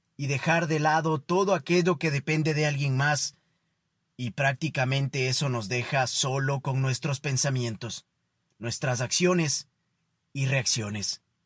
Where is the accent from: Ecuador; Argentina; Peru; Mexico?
Ecuador; para nosotros como ecuatorianos